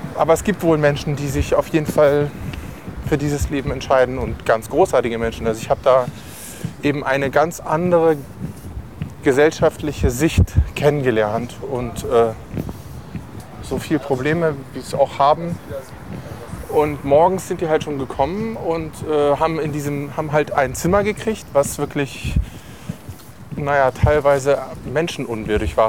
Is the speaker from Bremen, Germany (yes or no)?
no; Lüneburg, Lower Saxony, Germany; in der Herberge zur Heimat in Lüneburg gemacht, in meiner Heimatstadt